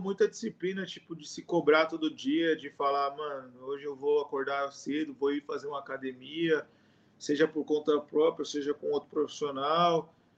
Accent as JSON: {"language": "Portuguese", "country": "Brazil", "moved": "as an adult", "lives_now": "Indonesia", "said": "a gente é brasileiro"}